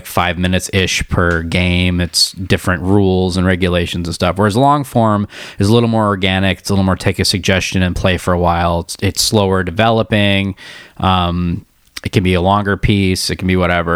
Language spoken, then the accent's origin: English; Davis, California, United States; also born or lived in Michigan; I grew up in Michigan when I was really little, moved out when I was 9 to Davis.